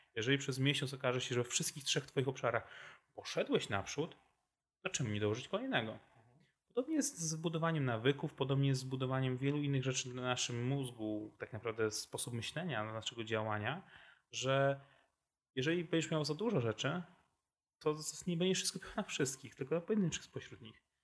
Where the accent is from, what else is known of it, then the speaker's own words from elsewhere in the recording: Wrocław, Lower Silesian Voivodeship, Poland; jestem wrocławianinem z urodzenia i wyboru